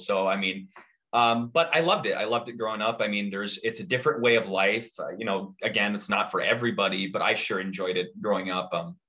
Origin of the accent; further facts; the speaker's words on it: Harvey, North Dakota, United States; moved away as an adult; also born or lived in Oklahoma / Minnesota; The Cheyenne River actually goes through my hometown, and we have a reservoir with a beach.